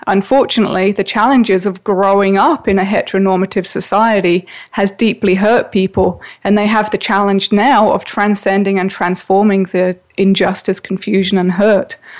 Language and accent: English; England, United Kingdom; I grew up in England where all children had to wear a school uniform